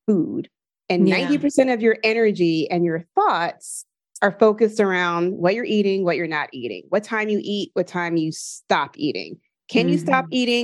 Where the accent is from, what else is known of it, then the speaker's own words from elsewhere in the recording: Philadelphia, Pennsylvania, United States; I'm from Philadelphia, and I would like see on Kelly Drive the runners outside